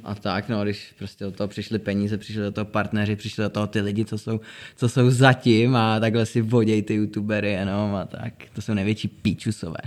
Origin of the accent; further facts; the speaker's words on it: Nový Bor, Liberec Region, Czechia; moved away as an adult; now in Prague, Czechia; my jsme měli předtím dvě studia, to bylo u nás v Boru na severu, kde jsme jako náš hud. A tři roky zpátky jsme se přestěhovali do Prahy